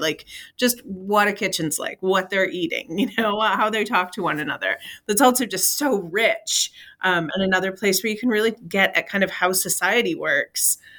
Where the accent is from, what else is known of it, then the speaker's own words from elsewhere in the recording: Michigan, United States; I'm from Michigan in the, which is, uh, we have serious winters